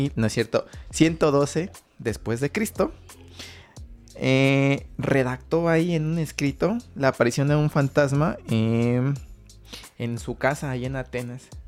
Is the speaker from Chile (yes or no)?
no; Mexico; nosotros como mexicanos